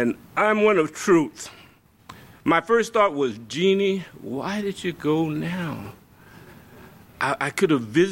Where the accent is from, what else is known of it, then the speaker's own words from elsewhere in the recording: Louisiana, United States; moved away; I'm from Louisiana